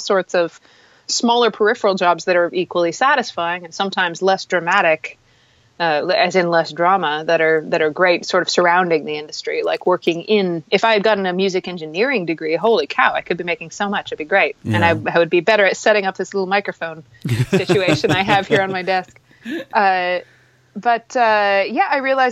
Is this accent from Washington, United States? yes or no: yes; Puget Sound, near Seattle, Washington, United States; moved away as an adult; also born or lived in Anchorage, Alaska; now in Juneau, United States; I grew up in the sort of really twisty part of Puget Sound, about an hour away from Seattle